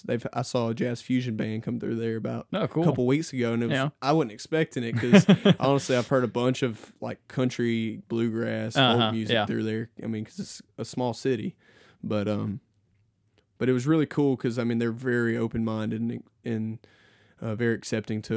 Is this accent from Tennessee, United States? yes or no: no; Decatur, Alabama, United States; now in Coleman, United States; I'm actually currently living in Coleman now, but I mean, I'm from Decatur